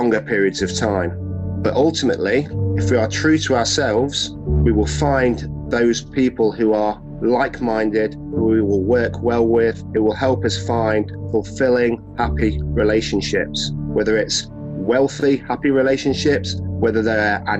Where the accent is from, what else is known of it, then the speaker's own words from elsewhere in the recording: Nottingham, East Midlands, United Kingdom; I'm from Nottingham.